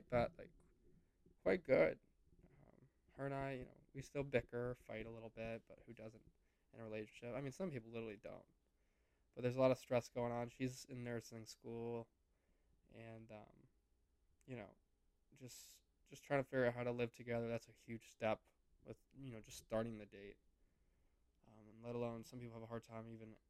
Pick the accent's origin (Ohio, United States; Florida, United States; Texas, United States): Ohio, United States; moved away as an adult; also born or lived in Miami; how I grew up in Ohio